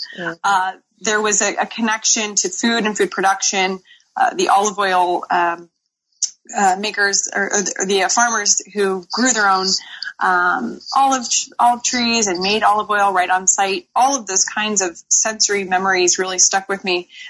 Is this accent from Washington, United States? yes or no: yes; Seattle, Washington, United States; moved away as an adult; also born or lived in Tuscany, Italy; now in San Francisco, United States; I live in San Francisco. I'm actually originally from Seattle, Washington. I'm a proud Pacific Northwesterner. Came to the San Francisco Bay Area for school